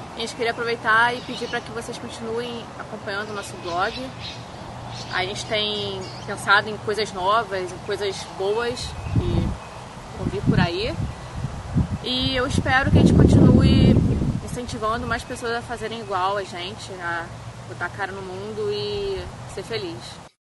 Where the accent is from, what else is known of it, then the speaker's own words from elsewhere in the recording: Brazil; moved away as an adult; um ano hoje que a gente saiu do Brasil